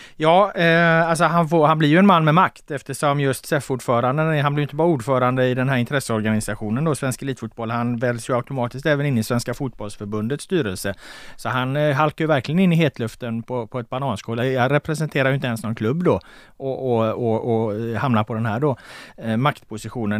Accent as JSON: {"language": "Swedish", "town": "Gothenburg", "region": "Västra Götaland", "country": "Sweden", "said": "jag är från Göteborg"}